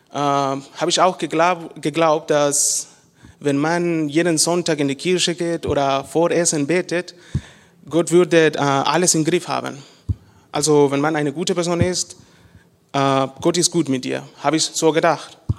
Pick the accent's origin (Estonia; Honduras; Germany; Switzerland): Honduras; German is a second language; moved away; ich komme aus Honduras und ich bin in eine christliche Familie geboren und aufgewachsen